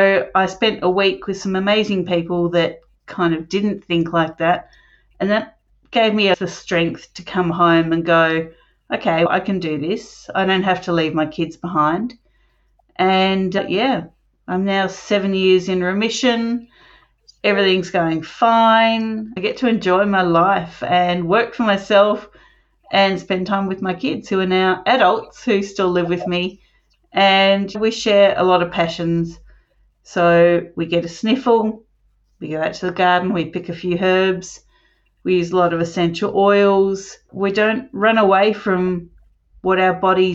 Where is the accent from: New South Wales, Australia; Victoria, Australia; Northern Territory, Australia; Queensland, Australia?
Victoria, Australia; Melbourne; I was born in Melbourne. Now I live outside Melbourne